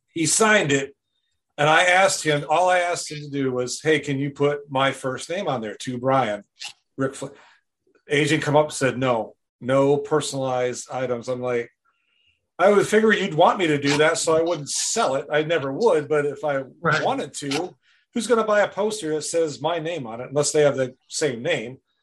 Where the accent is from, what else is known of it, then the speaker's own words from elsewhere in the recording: Wisconsin, United States; now in Goodson, United States; I'm originally from Wisconsin. Uh, I was born and raised there